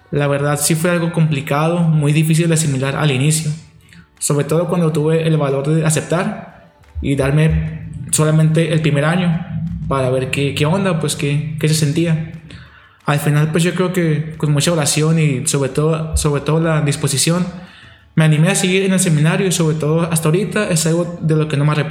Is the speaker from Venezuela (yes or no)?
no; Catedral, Sonora, Mexico; tengo 22 años, soy originario de Catedral y pues soy seminarista